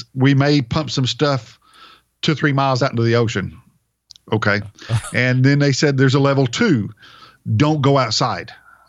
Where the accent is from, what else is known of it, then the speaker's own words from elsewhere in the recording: Oklahoma, United States; moved away as an adult; also born or lived in New Hampshire; I'm coming from Oklahoma